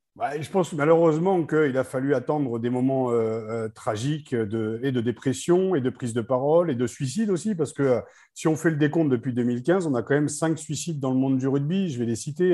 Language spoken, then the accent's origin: French; Picardy, Hauts-de-France, France; je suis picard, hein, je ne suis pas du tout ilien